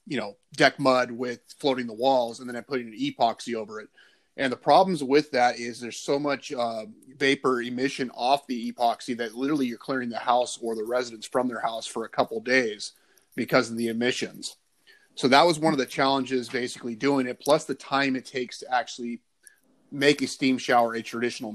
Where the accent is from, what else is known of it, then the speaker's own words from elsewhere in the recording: California, United States; I'm actually from California. Currently live in Ventura, California.